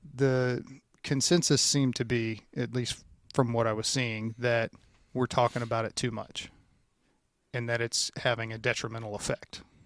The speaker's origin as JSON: {"language": "English", "region": "Louisiana", "country": "United States", "tie": "born or raised there", "moved": "yes", "said": "I grew up in Louisiana"}